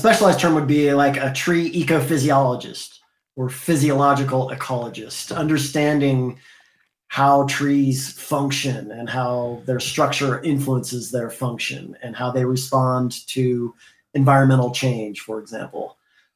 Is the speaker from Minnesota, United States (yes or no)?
no; Indiana, United States; now in California, United States; I grew up in Indiana as a kid before moving to California